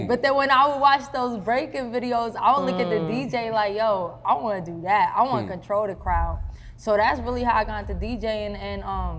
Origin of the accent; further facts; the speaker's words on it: York, Pennsylvania, United States; moved away as an adult; now in Atlanta, United States; I'm from York, Pennsylvania.